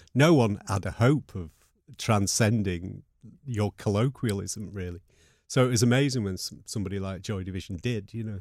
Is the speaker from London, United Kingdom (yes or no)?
no; Manchester, North West England, United Kingdom; also born or lived in Burnage; Levenshulme was where I was brought up